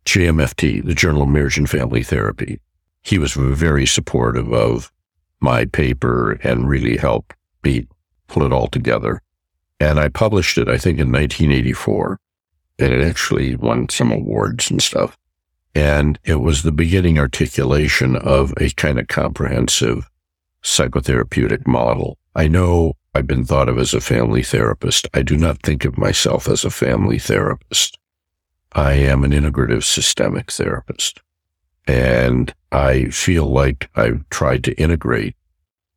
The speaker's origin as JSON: {"language": "English", "town": "Chicago", "region": "Illinois", "country": "United States", "tie": "born or raised there", "also_born_or_lived": "Wilmette, Illinois / Canada", "moved": "as an adult", "said": "I was back in my hometown"}